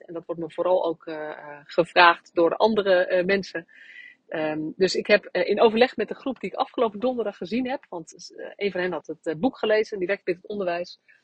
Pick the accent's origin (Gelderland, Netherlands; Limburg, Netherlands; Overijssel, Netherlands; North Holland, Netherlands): Gelderland, Netherlands; Nunspeet; moved away; ik bij, tijdens eh, een groot deel van mijn jeugd in Nunspeet gewoond heb en dus daar ben opgegroeid